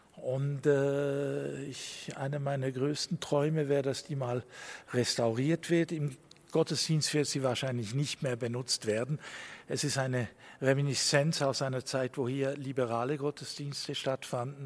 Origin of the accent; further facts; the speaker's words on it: La Chaux-de-Fonds, Neuchâtel, Switzerland; wenn ich in anderen jüdischen Gemeinden in der Schweiz bin und ich sage, ich bin aus Schottfonds